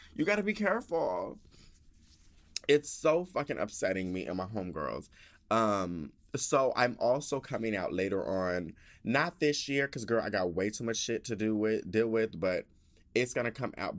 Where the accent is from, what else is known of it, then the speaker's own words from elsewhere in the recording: Denver, Colorado, United States; I'm all from Denver, Colorado.